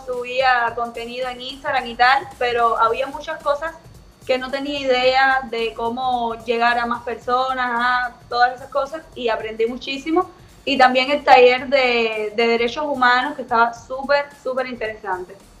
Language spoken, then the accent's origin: Spanish; Havana, Cuba; ahora estoy viviendo en Novedad, pero soy de Alamar